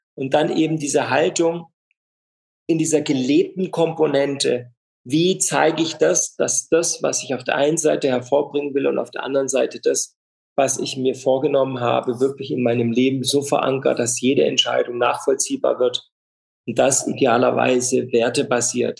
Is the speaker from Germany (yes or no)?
yes; Freiburg, Baden-Württemberg, Germany; Ich bin in Freiburg groß geworden